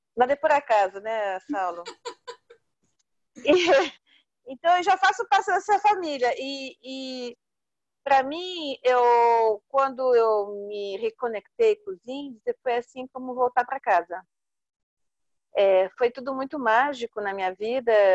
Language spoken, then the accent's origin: Portuguese; Brazil; also born or lived in Italy; a gente, como brasileiro, né? Eu sou meio brasileira, meio italiana